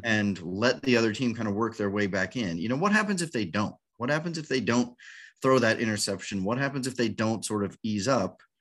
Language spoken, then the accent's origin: English; New Orleans, Louisiana, United States; my team, that's that's my hometown.